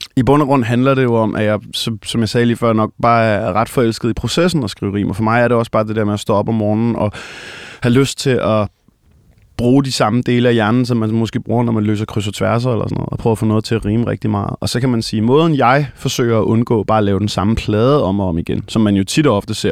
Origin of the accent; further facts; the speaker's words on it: Copenhagen, Capital Region of Denmark, Denmark; Jeg er øh, født og opvokset i København, nærmere bestemt i den del, der hedder Hellerup